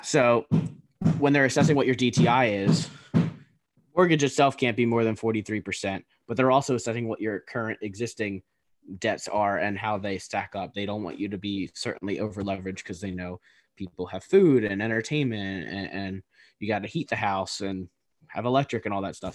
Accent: East Coast, United States; We're both from the East Coast

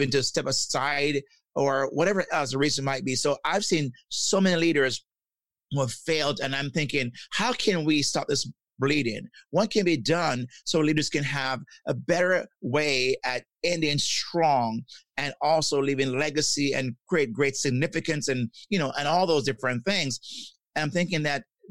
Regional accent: Jamaica; I'm from Jamaica, and growing up in Jamaica, we were taught that we should not show our emotions

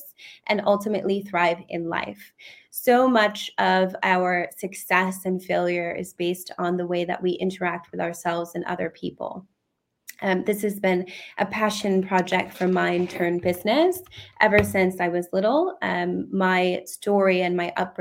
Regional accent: United States; now in United Kingdom; I'm originally from the United States

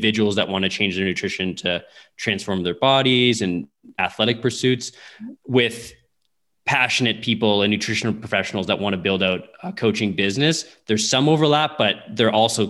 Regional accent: Windsor, Ontario, Canada; now in Saskatoon, Canada; I grew up in Windsor, Ontario, which is really close to Detroit

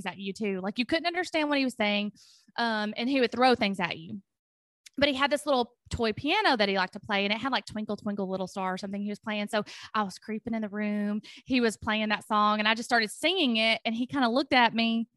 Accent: Tennessee, United States; our high school in Franklin County, because I'm from Tennessee, had a nursing course

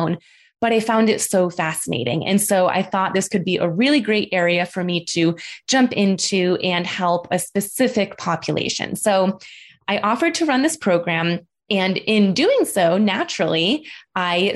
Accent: Buffalo, New York, United States; moved away as an adult; also born or lived in Boston, Massachusetts; I am from Buffalo, New York

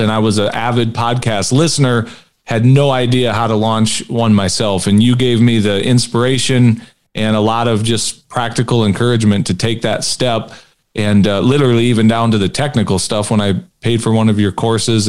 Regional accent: Peoria, Illinois, United States; moved away as an adult; also born or lived in Minnesota; now in South Dakota, United States; I grew up in Minnesota. I was born in Minnesota, moved down to Peoria when I was maybe eight or nine years old. So that's really where I grew up, even though I'm originally from Minnesota.

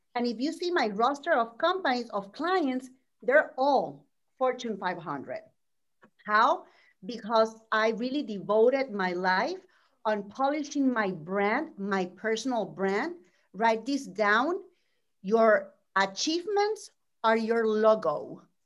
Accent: Puerto Rico; moved away as an adult; now in Orlando, United States; I'm from Puerto Rico. I was born and raised there.

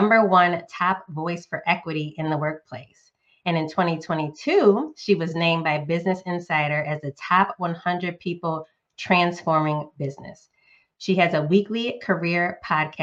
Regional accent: Northeast, United States; now in Southeast US; a current Southerner, Southeast US, but was born and raised in the Northeast

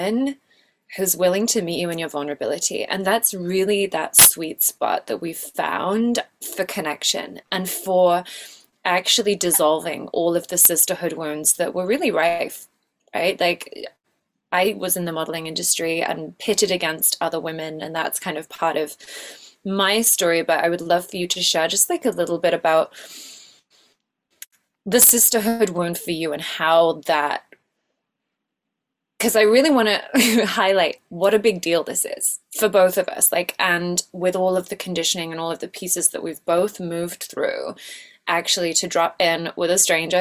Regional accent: England, United Kingdom; I'm the English version of Kayleen.

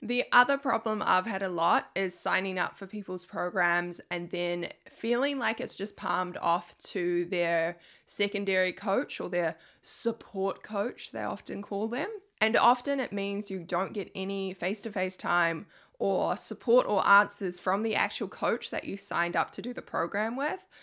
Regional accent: New Zealand; I'm from New Zealand

